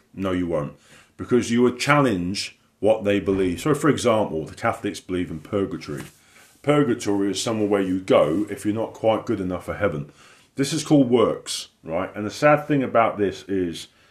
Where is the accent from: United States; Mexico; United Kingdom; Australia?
United Kingdom; the south of England; moved away; I've been away in my hometown down the south of England